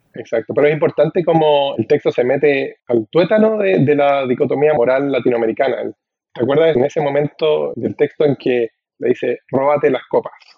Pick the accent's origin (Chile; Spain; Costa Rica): Chile; central Chile; accent: voz masculina chilena central; now in United States; en mi voz, que es una, la voz masculina chilena central